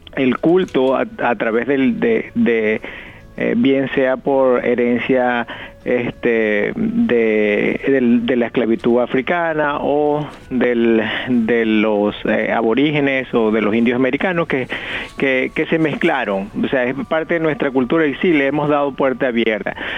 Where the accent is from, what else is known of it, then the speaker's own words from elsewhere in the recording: Venezuela; moved away; mi pueblo allá en Venezuela